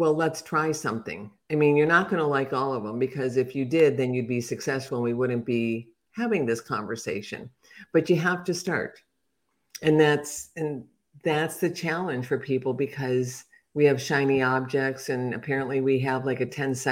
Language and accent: English; Chicago, Illinois, United States; now in Atlanta, United States; I'm from Chicago